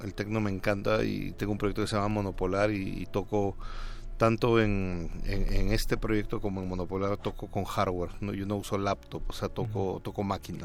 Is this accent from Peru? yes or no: yes; Peru; moved away as an adult; now in Mexico; Soy peruano, aunque llevo bastante tiempo viviendo acá, llevo 13 años